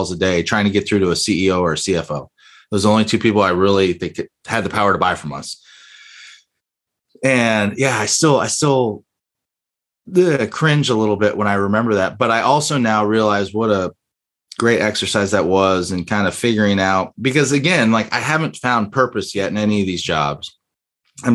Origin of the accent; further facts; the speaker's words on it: Miami, Florida, United States; growing up in Miami